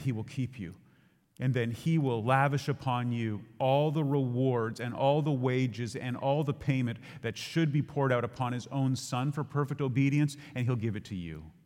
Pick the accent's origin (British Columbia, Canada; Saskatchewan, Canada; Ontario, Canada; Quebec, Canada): Ontario, Canada; we would drive south from Ontario